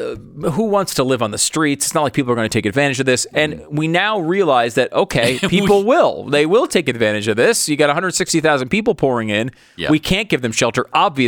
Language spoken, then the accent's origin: English; Connecticut, United States; moved away; also born or lived in New York; I was born in New York. I grew up in Connecticut.